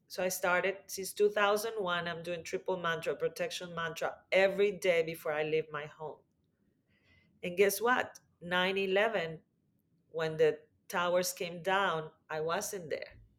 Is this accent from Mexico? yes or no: yes; Mexico; I grew up in Mexico